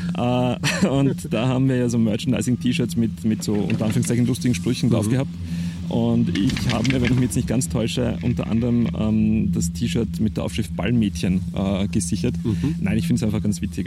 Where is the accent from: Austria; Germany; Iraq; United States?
Austria; Perchtoldsdorf, Lower Austria; moved away as an adult; weil es meine Heimat war